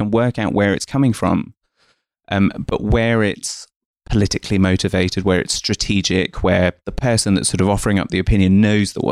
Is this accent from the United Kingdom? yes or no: yes; East of England, United Kingdom; born there; Um, so I was born in Essex um, to two migrants from India, uh, my mum and my dad.